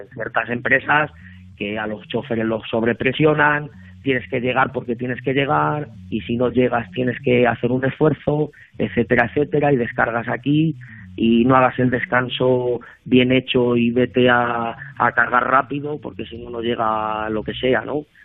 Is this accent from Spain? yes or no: yes; Salamanca, Castile and León, Spain; soy, soy de Salamanca, ambas cosas. Soy de Salamanca